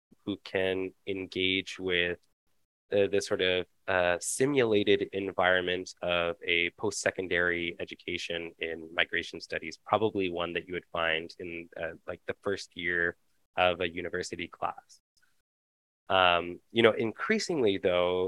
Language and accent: English; London, Ontario, Canada; I was actually born and raised in London, Ontario.